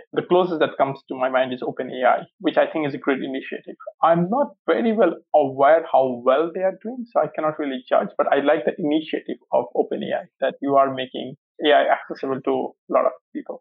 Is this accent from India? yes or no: yes; India; moved away; also born or lived in Cambridge; growing up in India